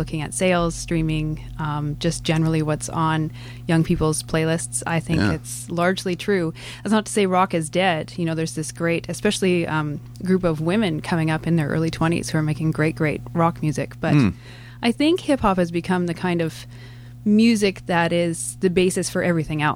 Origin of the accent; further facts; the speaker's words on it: Calgary, Alberta, Canada; moved away as an adult; I grew up in Calgary